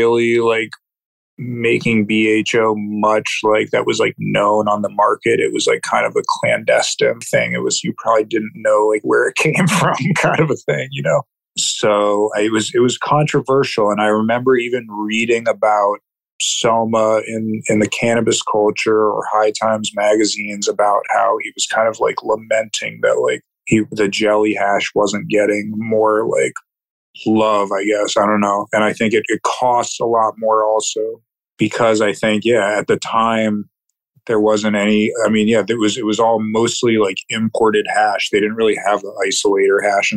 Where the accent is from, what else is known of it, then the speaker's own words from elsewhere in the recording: New Jersey, United States; now in Maine, United States; I grew up in New Jersey